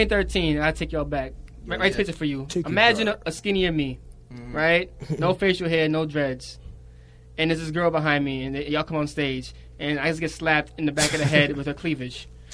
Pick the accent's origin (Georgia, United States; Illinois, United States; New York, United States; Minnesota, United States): New York, United States; New York City; I'm from Brooklyn.